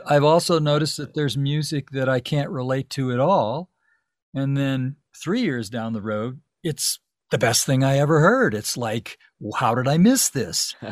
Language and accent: English; Tucson, Arizona, United States; moved away as an adult; also born or lived in Los Angeles; now in Santa Fe, United States; I grew up in Tucson. I lived in Tuc-, I moved to Tucson when I was seven years old.